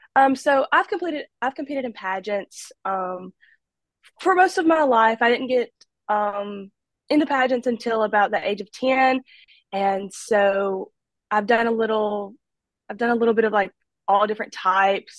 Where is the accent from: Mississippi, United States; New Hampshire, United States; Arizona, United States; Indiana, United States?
Mississippi, United States; Olive Branch; also born or lived in Amory, Mississippi; now in Oxford, United States; I was born in Amory, Mississippi, and I moved to Olive Branch, Mississippi, and I graduated from Lewisburg